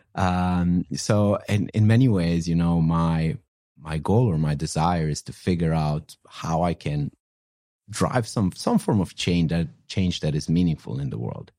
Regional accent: northwest Romania, Romania; moved away as an adult; also born or lived in London, United Kingdom; now in San Francisco, United States; I actually grew up in a in an incredibly small village in the northwest of Romania.

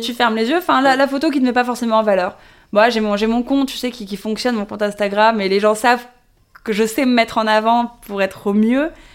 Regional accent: Paris, Île-de-France, France; je suis née, j'ai grandi à Paris

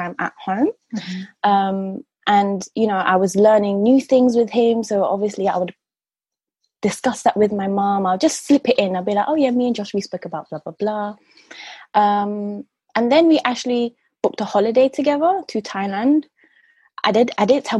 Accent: London, United Kingdom; I grew up in Southwest London

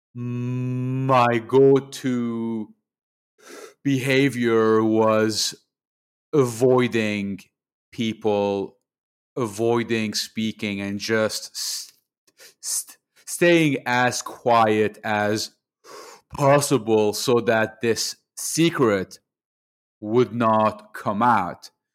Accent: Lebanon; moved away as an adult; also born or lived in Montreal, Canada; now in Canada; I grew up in Lebanon, in the Middle East. I was over there until the age of 18. I then moved to to Montreal for university

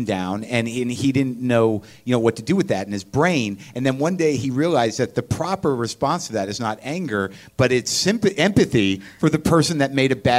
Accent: United States; because I'm American and arrogant, and I just didn't know about it

